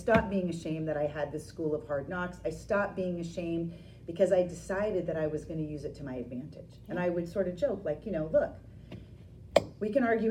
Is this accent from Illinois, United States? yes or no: no; Maine, United States; moved away as an adult; when I left Maine, and I left college and I left the state